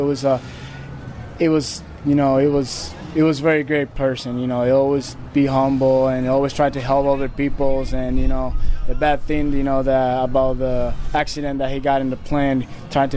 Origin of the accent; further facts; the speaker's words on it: Puerto Rico; moved away as an adult; now in Fort Wayne, United States; I'll be honored and blessed, to be born and raised in Puerto Rico